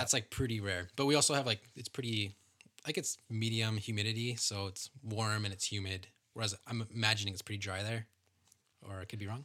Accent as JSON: {"language": "English", "country": "Canada", "said": "being Canadian"}